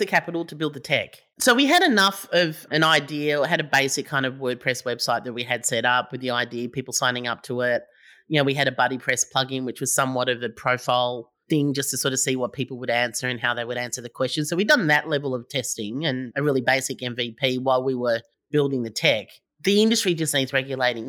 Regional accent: Melbourne, Victoria, Australia; I'm from Melbourne

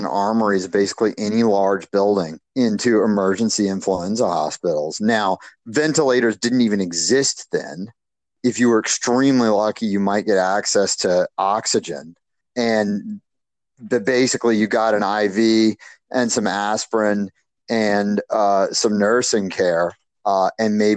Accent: United States; as American

